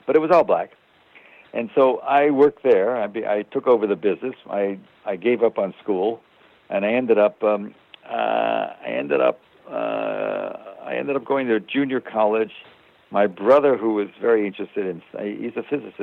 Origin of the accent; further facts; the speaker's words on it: Chicago, Illinois, United States; I grew up poor on the South Side